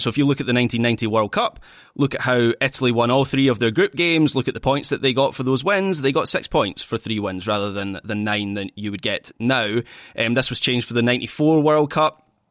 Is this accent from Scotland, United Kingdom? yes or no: yes; Scotland, United Kingdom; I'm still Scottish